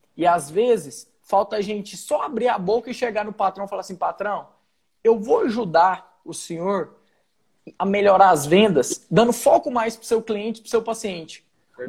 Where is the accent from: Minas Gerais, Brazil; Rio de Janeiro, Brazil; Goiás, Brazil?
Goiás, Brazil; moved away as an adult; also born or lived in Rio Grande do Sul; eu sou de Goiás